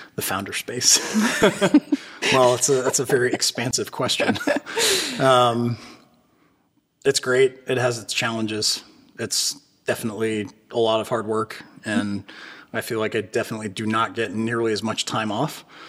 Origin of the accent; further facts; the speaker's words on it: Berkeley, California, United States; moved away as an adult; also born or lived in Los Angeles, California; now in Wilmington, United States; I grew up in Berkeley, California.